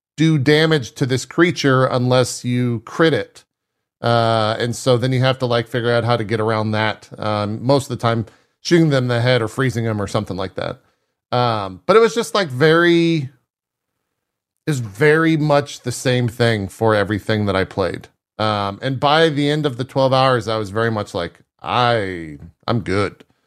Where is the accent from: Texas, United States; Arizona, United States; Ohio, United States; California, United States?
Texas, United States; South; growing up in South Texas